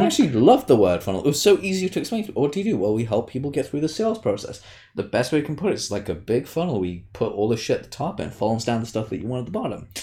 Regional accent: United Kingdom; I'm British

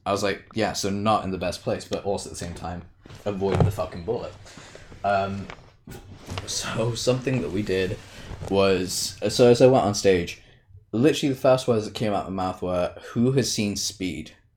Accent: United Kingdom; I'm British

